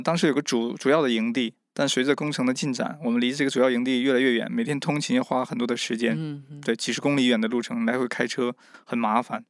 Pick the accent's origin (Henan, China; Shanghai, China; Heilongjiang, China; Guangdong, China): Heilongjiang, China; Mishan; moved away as an adult; now in Kenya; 我来自中国的东北黑龙江密山市的一个，呃，一个小村庄